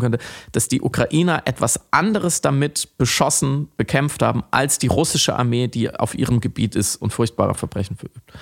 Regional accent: Germany; als Deutscher

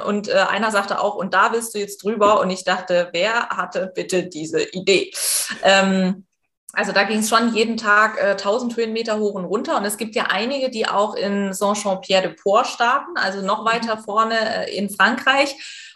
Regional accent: East Germany, Germany; ich komme aus Ostdeutschland und ich bin atheistisch erzogen

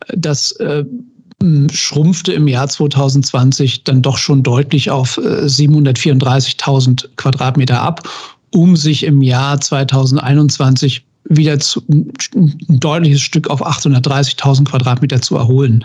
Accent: Germany; ich komme aus der DDR.

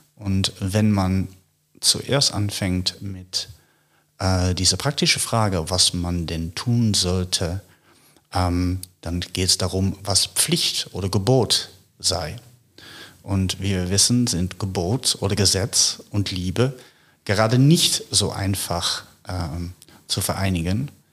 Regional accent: Netherlands; moved away as an adult; also born or lived in United States / Paris; now in Berlin, Germany; ich stamme aus den Niederlanden

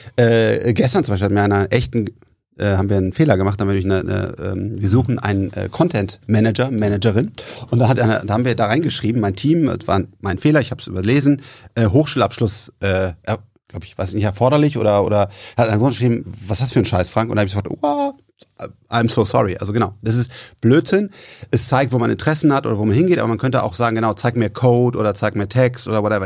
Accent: Bonn, North Rhine-Westphalia, Germany; wir kommen aus Bonn

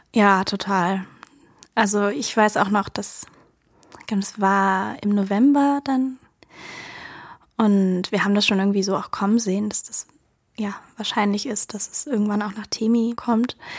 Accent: Germany; also born or lived in Georgia; weil ich halt einfach Deutsche bin, als Deutsche dorthin gegangen bin

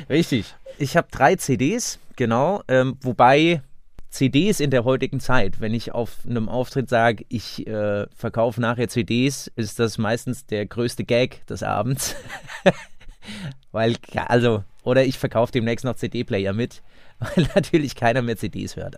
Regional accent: Seligenstadt, Hesse, Germany; in meiner Heimatstadt in Selingstadt

